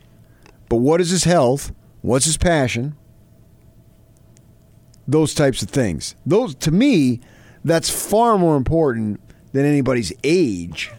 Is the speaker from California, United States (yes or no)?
no; New Jersey, United States; her father and I, growing up in New Jersey, lived right next door